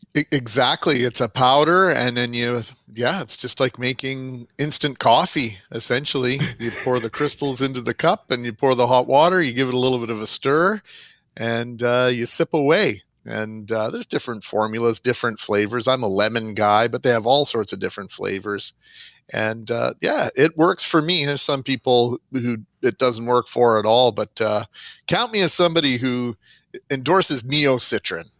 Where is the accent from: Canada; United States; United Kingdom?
Canada; Winnipeg, Manitoba; also born or lived in Vernon, British Columbia; growing up in the West End